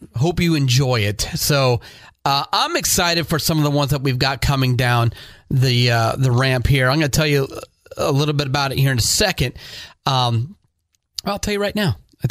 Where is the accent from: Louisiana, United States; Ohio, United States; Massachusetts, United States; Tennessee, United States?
Ohio, United States; Northeast; I grew up in Northeast Ohio.